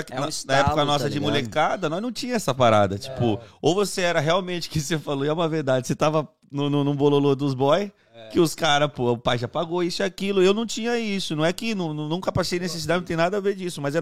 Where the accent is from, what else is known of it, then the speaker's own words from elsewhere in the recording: Santo André, São Paulo, Brazil; também sou de Santo André, sou ali do, do, do Parque Marajoara, São Jorge, Capuava ali, a rapaziada.